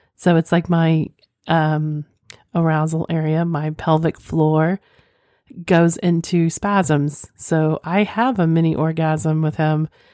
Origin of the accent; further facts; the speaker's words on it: Oklahoma, United States; I'm from Oklahoma